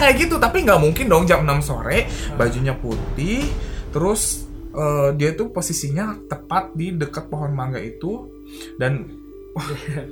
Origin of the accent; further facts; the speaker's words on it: Bandung, West Java, Indonesia; di Antapani itu dulu di daerah gue